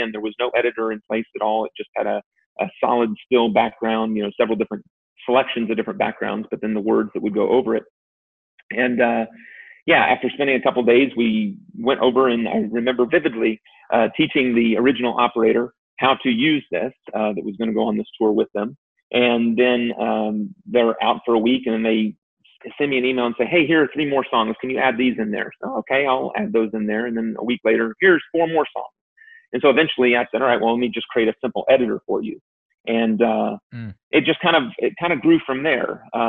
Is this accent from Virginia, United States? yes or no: yes; Virginia, United States; I was born in Virginia